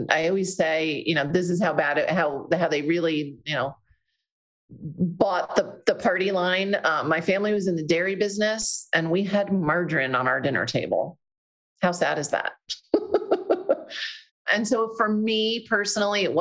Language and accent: English; New Jersey, United States; I'm from Jersey